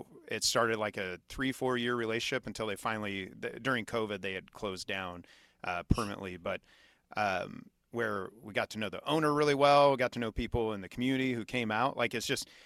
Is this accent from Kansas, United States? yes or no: yes; Kansas, United States; moved away; my hometown, fairly small town in Kansas City, or I'm sorry, in Kansas